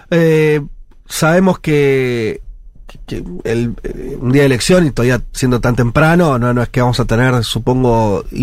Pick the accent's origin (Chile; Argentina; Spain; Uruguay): Uruguay; de Uruguay